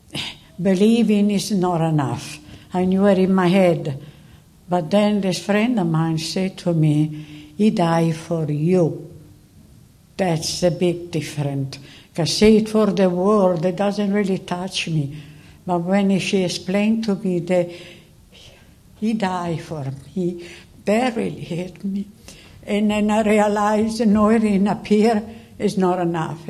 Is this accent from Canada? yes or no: no; Italy; moved away; I was born in Italy, and as a good Italian, I've been brought up into the Catholic Church